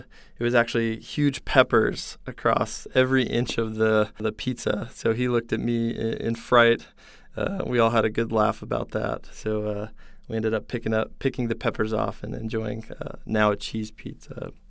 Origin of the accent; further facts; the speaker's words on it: Salt Lake City, Utah, United States; So I grew up in Salt Lake City, Utah, and then out of high school, I came to BYU.